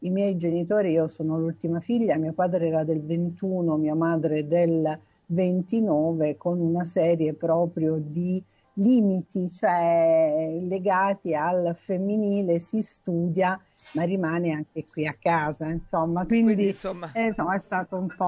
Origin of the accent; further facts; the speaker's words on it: Foggia, Apulia, Italy; moved away as an adult; now in Rome, Italy; io sono foggiana di nascita